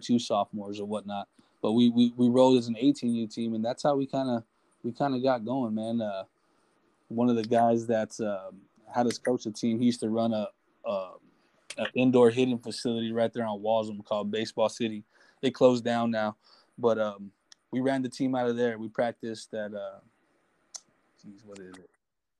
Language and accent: English; San Antonio, Texas, United States; He came down because we're both from San Antonio.